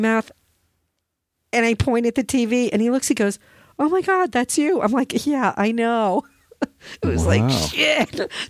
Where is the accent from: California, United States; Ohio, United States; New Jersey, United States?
New Jersey, United States; Flemington; born there; And he's Flemington. That's where I was born. My dad had a business there 14 years.